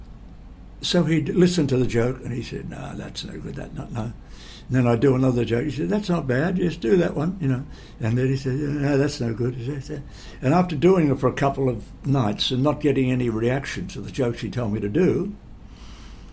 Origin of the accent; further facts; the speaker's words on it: Geelong, Victoria, Australia; I would travel back home to Geelong